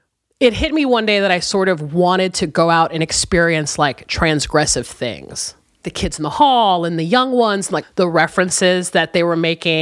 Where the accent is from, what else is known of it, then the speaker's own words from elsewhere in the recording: San Diego, California, United States; born there; also born or lived in Chicago; Weird thing, though. I only lived there for like 6 months. I immediately was taken from San Diego and like we all moved to Chicago.